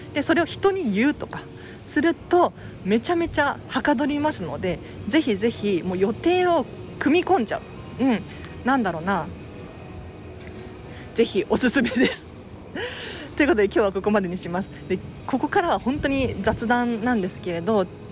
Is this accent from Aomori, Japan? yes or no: no; Tokyo, Japan; 東京生まれ、東京育ち